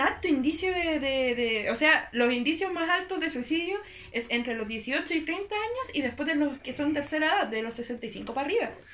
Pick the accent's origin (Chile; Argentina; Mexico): Chile; acá en Chile